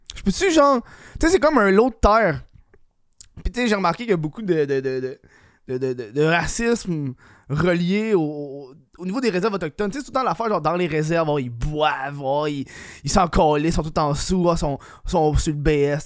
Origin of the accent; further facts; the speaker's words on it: Laval, Quebec, Canada; je viens de Laval